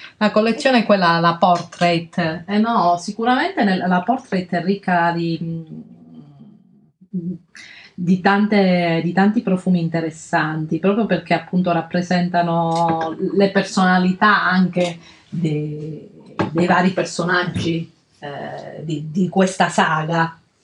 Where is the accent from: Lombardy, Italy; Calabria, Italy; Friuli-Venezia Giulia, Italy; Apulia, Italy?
Calabria, Italy; nella nostra terra, la Calabria, perché io e Alessia siamo calabresi